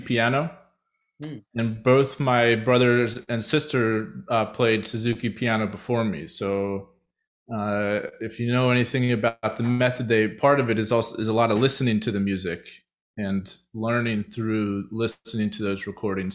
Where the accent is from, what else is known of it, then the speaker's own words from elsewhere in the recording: Westchester, United States; moved away as an adult; now in Philadelphia, United States; I grew up in Westchester